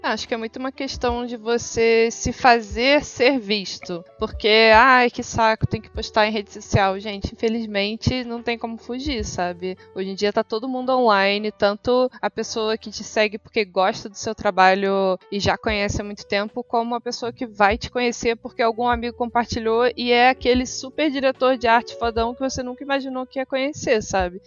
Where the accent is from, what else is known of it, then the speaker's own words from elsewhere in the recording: Rio de Janeiro, Brazil; moved away as an adult; also born or lived in United States; now in São Paulo, Brazil; sou, sou, os dois, mas sou mais carioca. Mais tempo de vida aí no Rio